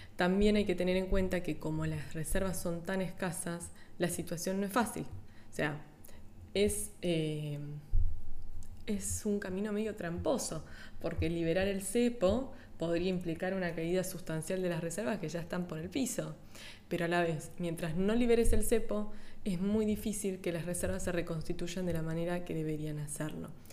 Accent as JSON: {"language": "Spanish", "country": "Argentina", "said": "los argentinos, que somos"}